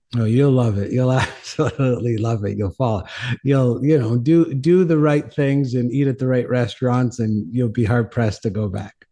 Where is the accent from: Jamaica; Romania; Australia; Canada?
Canada; St. John's, Newfoundland and Labrador; also born or lived in Cornwall, Ontario / Mexico; now in New Mexico, United States; I'm from Saint John's, Newfoundland, originally in, uh, Canada.